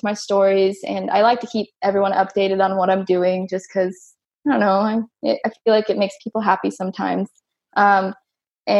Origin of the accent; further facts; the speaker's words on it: United States; as an American